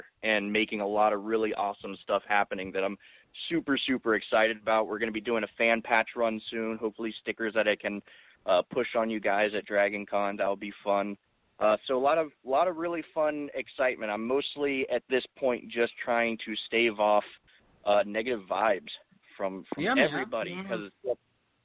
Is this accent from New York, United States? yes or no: no; Chesapeake, Virginia, United States; Chesapeake, Virginia